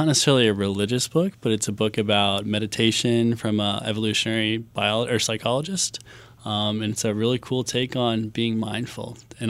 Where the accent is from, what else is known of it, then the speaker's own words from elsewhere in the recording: Fairfax, Virginia, United States; I'm from Fairfax. I'm from the University of Richmond.